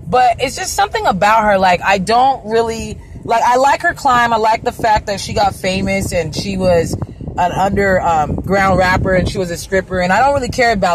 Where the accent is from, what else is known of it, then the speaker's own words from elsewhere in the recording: Arizona, United States; also born or lived in California; I'm from California, born in California, raised in Arizona, predominantly through my life